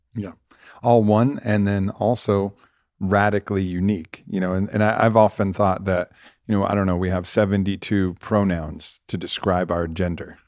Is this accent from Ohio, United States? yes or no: no; Santa Monica, California, United States; I was born in Santa Monica.